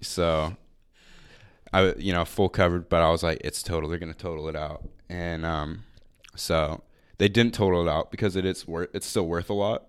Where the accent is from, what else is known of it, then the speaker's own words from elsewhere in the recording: Marysville, Washington, United States; I'm from Marysville.